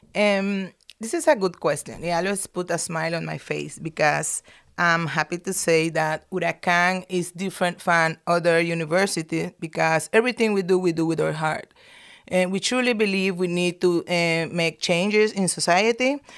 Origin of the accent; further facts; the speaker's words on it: Nicaragua; I'm from Nicaragua